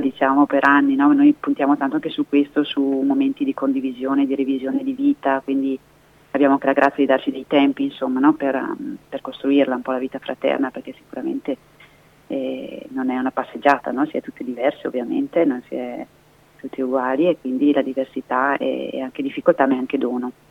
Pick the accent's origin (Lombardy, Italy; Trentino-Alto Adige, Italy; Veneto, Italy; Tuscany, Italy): Trentino-Alto Adige, Italy; moved away as an adult; now in Brescia, Italy; non sono del Bresciano ma sono del Trentino